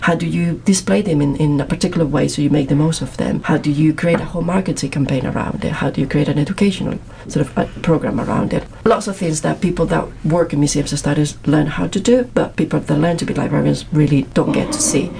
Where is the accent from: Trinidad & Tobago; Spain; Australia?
Spain; Madrid, Community of Madrid; English is a second language; moved away as an adult; now in Manchester, United Kingdom; I'm actually from Spain. I'm from Madrid, as you can Gathered by my accent